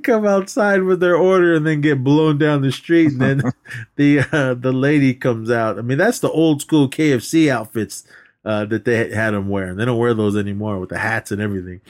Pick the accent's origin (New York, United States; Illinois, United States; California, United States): California, United States; I'm from California